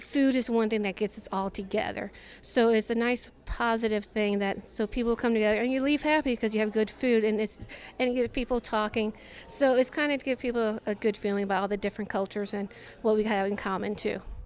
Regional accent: Iraq; now in St. Louis, United States; I'm originally from Iraq, and, uh, I came to Saint Louis, like, about twenty-one years ago

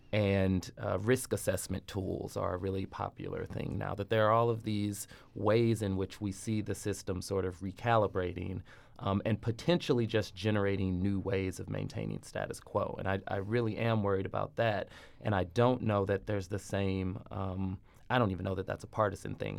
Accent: St. Louis, Missouri, United States; moved away as an adult; my hometown

